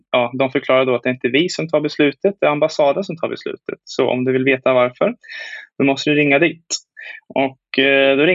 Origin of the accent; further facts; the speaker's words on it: Sweden; moved away as an adult; also born or lived in China / Hong Kong; now in Taiwan; när jag var i, hemma i Sverige och hälsade på familjen.